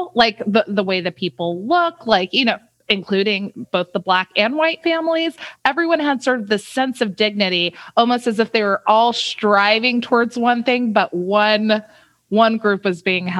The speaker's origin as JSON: {"language": "English", "town": "Compton", "region": "California", "country": "United States", "tie": "born there", "moved": "yes", "said": "Wow. Well, I was born in Compton."}